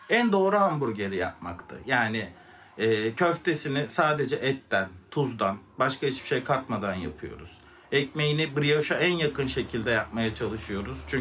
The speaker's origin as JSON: {"language": "Turkish", "region": "Ankara", "country": "Turkey", "tie": "born there", "said": "1985 Ankara doğumluyum."}